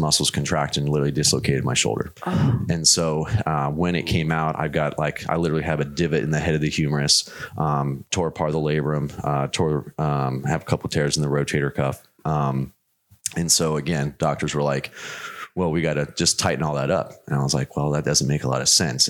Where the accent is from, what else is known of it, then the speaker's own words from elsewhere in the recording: Arizona, United States; I grew up out in Arizona